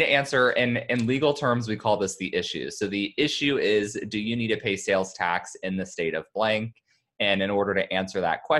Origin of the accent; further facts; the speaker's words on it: Kansas, United States; moved away; I'm from Kansas. So I have friends and family there